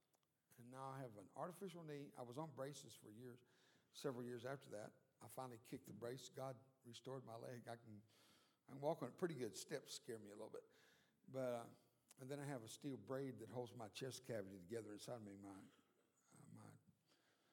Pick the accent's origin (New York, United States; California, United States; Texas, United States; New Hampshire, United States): Texas, United States; South; first language Spanish; English is a second language; I was born and raised down in South Texas. I was born on the Mexican border.